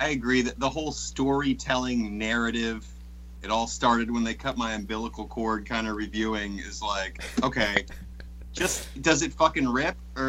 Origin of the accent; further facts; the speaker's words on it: Baltimore, Maryland, United States; I'm from Baltimore too.